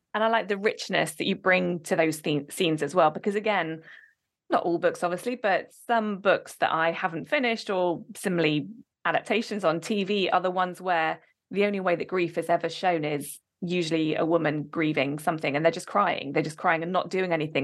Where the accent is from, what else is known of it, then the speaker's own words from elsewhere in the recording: Oxford, South East England, United Kingdom; moved away; I am from Oxford originally